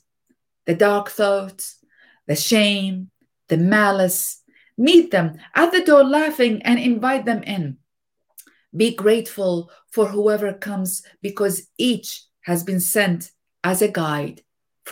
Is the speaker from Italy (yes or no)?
no; Iraq; moved away; as a youngster growing up in Iraq